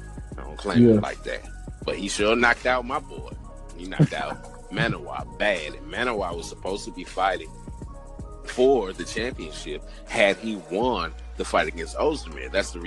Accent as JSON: {"language": "English", "country": "Nigeria", "said": "You know, I am unashamedly Nigerian and unashamedly biased towards my fighters."}